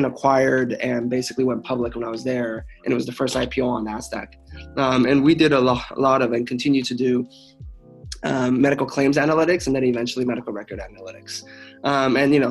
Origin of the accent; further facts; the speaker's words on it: Los Angeles, California, United States; also born or lived in China / Pasadena; I moved to the U.S. when I was 9. From China. So I grew up in Los Angeles